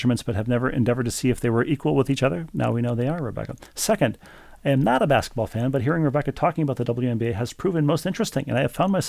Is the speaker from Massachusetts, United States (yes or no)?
no; St. Louis Park, Minnesota, United States; But for now, we'll share that I grew up in St. Louis Park and at one point